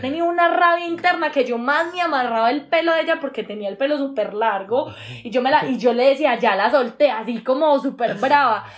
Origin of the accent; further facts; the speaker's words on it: Medellín, Antioquia, Colombia; somos de Medellín, esta ciudad es un pueblo